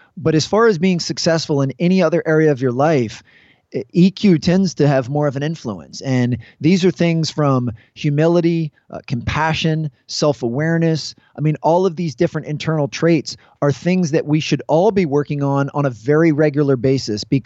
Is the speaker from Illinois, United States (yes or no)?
no; Washington, District of Columbia, United States; I'm from the Washington, D.C. area, and I was able to work at two high schools here